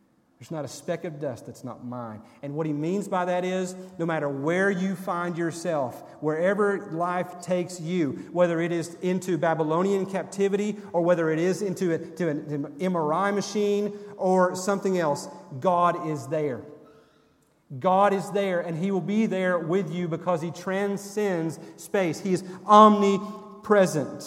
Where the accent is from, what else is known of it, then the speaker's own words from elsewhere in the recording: Sevierville, Tennessee, United States; when I was a teenager growing up in Sevierville at First Baptist Church